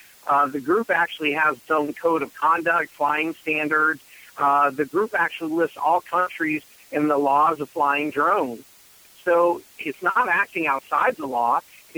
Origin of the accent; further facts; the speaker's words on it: Reno, Nevada, United States; now in Washington, D.C., United States; I'm actually originally from Reno, Nevada, a little bit ways from D.C. where I'm at these days.